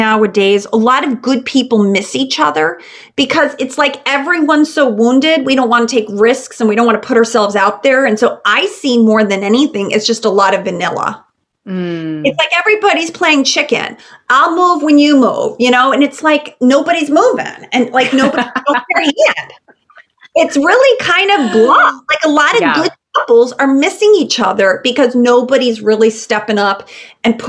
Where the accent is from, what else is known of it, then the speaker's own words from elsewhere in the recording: Chicago, Illinois, United States; moved away; I'm originally from Chicago